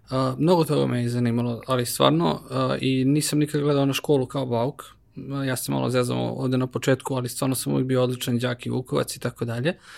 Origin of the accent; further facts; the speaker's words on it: Kragujevac, Šumadija, Serbia; ja kao Kragujevčanin